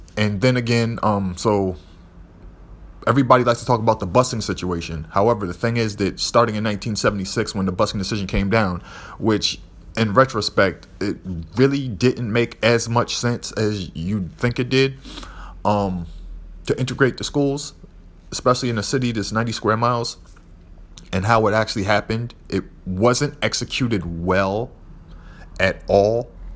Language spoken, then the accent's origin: English; Boston, Massachusetts, United States; I grew up in the South End, Little Roxbury